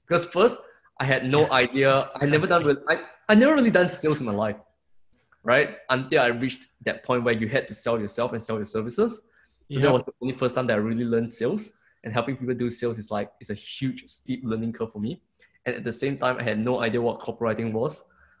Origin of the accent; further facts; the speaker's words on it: Singapore; moved away as an adult; also born or lived in Melbourne, Australia / Brisbane, Australia; now in Gold Coast, Australia; I'm from Singapore, but now I'm living in Australia